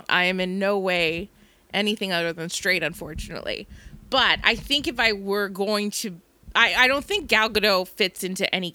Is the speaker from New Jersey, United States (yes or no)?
yes; New Jersey, United States; we're all from New Jersey